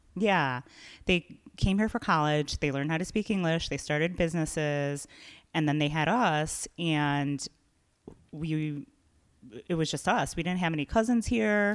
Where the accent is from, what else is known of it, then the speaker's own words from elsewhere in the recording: Chicago, Illinois, United States; I'm from here, I love Chicago